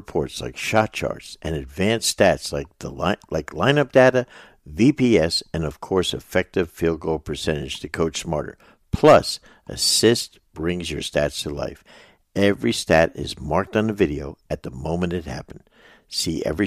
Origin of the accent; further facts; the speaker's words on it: New Jersey, United States; moved away as an adult; We're two guys from North Jersey.